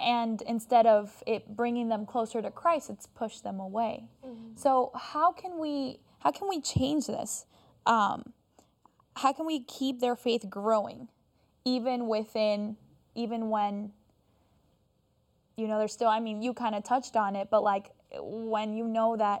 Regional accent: Florida, United States; I grew up in Florida

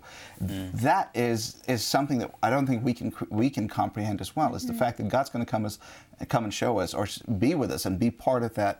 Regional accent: India; I'm Indian

